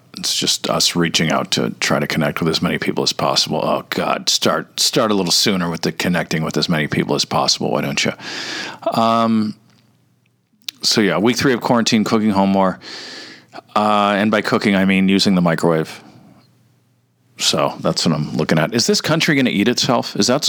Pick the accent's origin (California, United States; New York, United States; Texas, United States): California, United States; Orange County; also born or lived in Toledo, Ohio; I was raised in private Catholic schools in Orange County